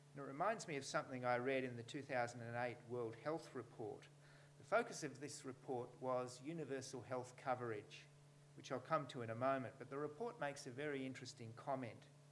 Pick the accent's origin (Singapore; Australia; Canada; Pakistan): Australia; New South Wales; in New South Wales, you know, my home state